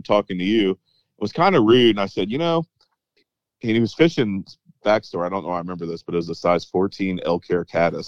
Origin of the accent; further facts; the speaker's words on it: the mountains of North Carolina, United States; I grew up in the mountains of North Carolina